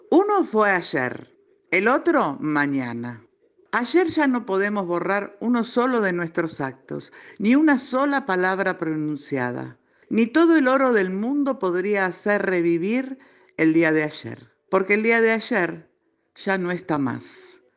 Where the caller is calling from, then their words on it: Buenos Aires, Argentina; de Villa del Parque